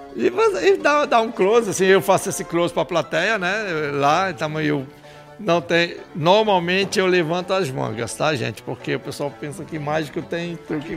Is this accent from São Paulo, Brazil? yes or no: no; Paraíba, Brazil; moved away; also born or lived in Rio de Janeiro; Eu nasci na Paraíba